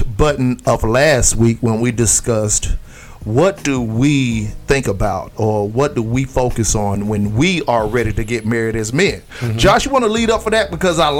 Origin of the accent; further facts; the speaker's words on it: Florida, United States; moved away; us Floridians, we don't know how to act, right? You know what I'm saying? So, hey, I'm just calling for what it is. I love my home state.